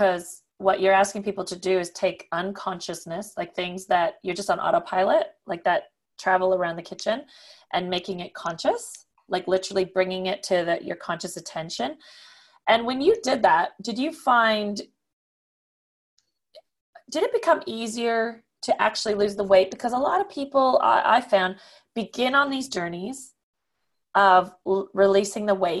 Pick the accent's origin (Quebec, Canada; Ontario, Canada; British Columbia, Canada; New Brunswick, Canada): Quebec, Canada; the French part of Canada; moved away; also born or lived in Switzerland; I come from the French part of Canada, but I haven't lived there for a long time